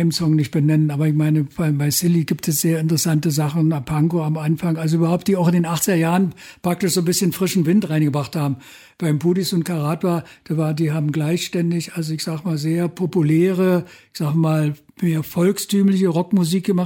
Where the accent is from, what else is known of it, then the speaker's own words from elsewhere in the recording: Berlin, Germany; wir kommen aus Berlin und wenn wir jetzt nach Görlitz fahren oder weiß ich, nach Lichtenau und so, da kommt irgendwie Krawall aus Berlin.